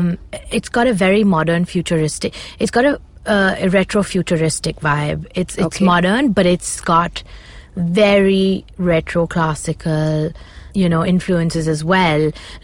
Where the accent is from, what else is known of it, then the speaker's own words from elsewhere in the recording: Punjab, India; So I'm very connected to my roots and I'm obsessed with being like Indian and Punjabi and I love, you know, where I come from.